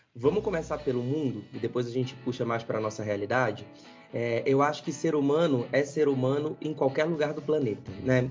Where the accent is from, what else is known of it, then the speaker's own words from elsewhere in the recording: Belém, Pará, Brazil; now in São Paulo, Brazil; Eu sou lá de cima, sou de Belém do Pará, tá? Nasci lá, me criei lá